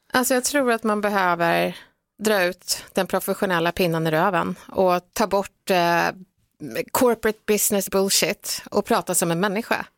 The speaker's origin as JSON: {"language": "Swedish", "town": "Stockholm", "region": "Stockholm County", "country": "Sweden", "tie": "born or raised there", "first_language": "Swedish", "said": "Jag är uppväxt i, i Bredäng eh, med en brasiliansk mamma som kom hit 1976 och en svensk pappa."}